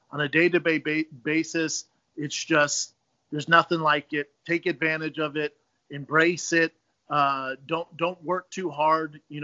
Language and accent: English; Denver, Colorado, United States; when I was a kid growing up in Denver